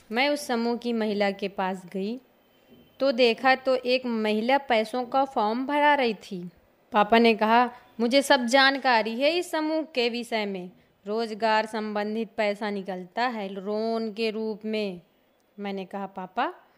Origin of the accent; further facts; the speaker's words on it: Banda, Uttar Pradesh, India; मैं उत्तर प्रदेश के बुंदेलखंड क्षेत्र बांदा शहर सेखनपुर गांव की रहने वाली हूँ